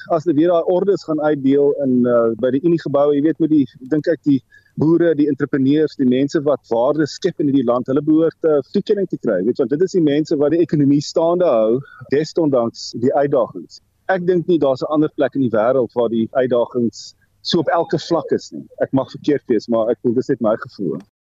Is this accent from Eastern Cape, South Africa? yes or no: yes; North-Eastern Cape, South Africa; waar ek groot geword het in Noord-Oos-Kaap